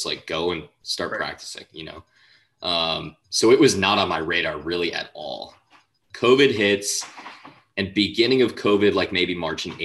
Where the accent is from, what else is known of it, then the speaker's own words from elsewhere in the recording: outside of Boston, Massachusetts, United States; growing up outside of Boston